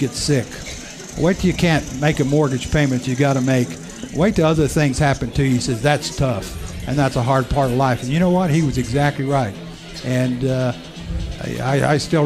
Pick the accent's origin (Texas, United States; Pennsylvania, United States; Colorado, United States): Texas, United States; Ysleta; moved away as an adult; And I'm from Esaleta, Texas